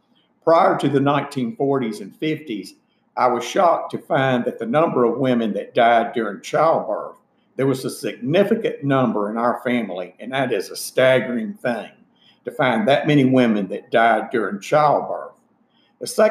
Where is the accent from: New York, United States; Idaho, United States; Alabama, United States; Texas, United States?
Alabama, United States; Summerdale; also born or lived in Lakeland, Florida; in the summer of about 1955, 1956, we moved to Baldwin County, Alabama, which was where my mother grew up.